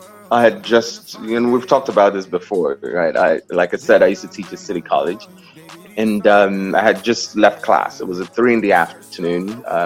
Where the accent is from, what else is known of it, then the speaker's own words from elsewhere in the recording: Southeast, Nigeria; now in New York, United States; So I'm from the Southeast. The South is predominantly Christian. The North is predominantly Muslim. So we grew up believing that Islam is a violent religion, right?